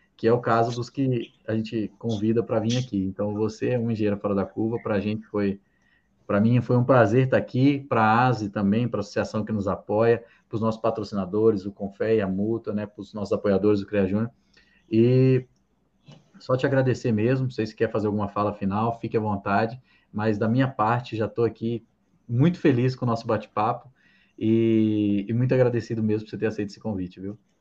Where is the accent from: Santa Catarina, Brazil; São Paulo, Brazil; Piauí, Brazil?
Santa Catarina, Brazil; moved away as an adult; also born or lived in Minas Gerais; eu sou catarinense, né? Mas eu estava em Minas desde 2010, que eu fui fazer faculdade.